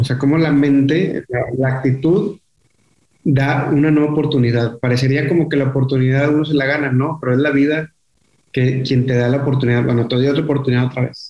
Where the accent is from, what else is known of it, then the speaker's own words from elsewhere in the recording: Monterrey, Nuevo León, Mexico; yo nací aquí en Monterrey, te digo, eh, y toda la vida estuve viviendo en, la colonia Mitras Norte